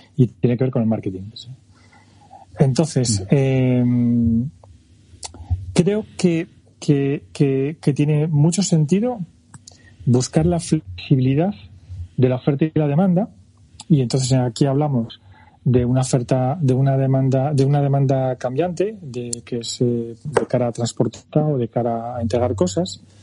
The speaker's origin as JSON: {"language": "Spanish", "country": "France", "tie": "born or raised there", "moved": "yes", "said": "Yo nací en Francia y tengo nacionalidad"}